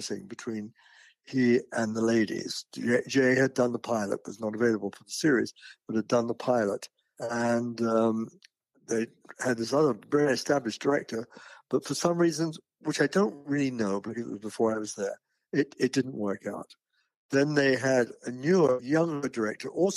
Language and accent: English; United Kingdom; moved away as an adult; now in United States; I'm British. And I was working for the BBC in England